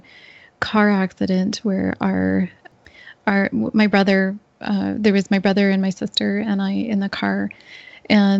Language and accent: English; Northern Ontario, Canada; I grew up in a small, basically in the bush of Northern Ontario, on a small dairy farm.